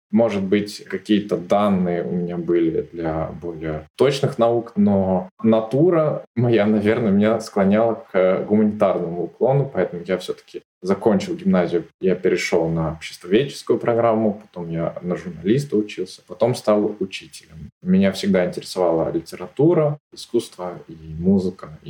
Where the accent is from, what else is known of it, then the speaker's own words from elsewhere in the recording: southern Sweden, Sweden; accent: southern Swedish dialect; У нас учителя могут говорить на своем диалекте. У меня южный шведский диалект. Он немного по произношению чем-то схож э, даже с датским